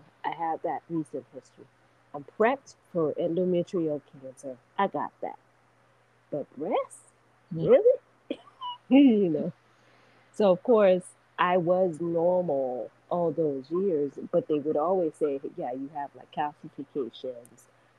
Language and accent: English; Nigeria; Yes, Nigeria. Yeah.